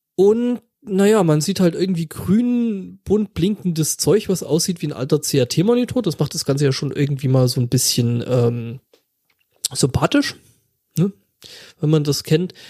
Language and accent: German; Saxony, Germany; Räuchermännchen, die sind da, wo ich herkomme